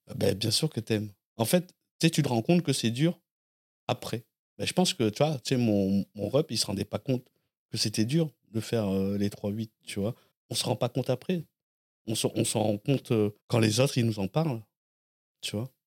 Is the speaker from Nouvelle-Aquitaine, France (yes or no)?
yes; Blanquefort, Nouvelle-Aquitaine, France; moved away as an adult; also born or lived in Lormont; now in Paris, France; je suis né à Lormont, euh, en Gironde, et j'ai grandi à Blanquefort, près de, dans la banlieue de, Bordeaux